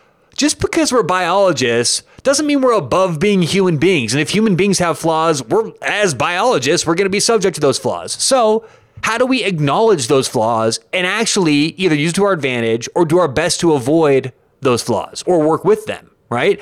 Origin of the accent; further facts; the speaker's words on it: Denver, Colorado, United States; I grew up in Denver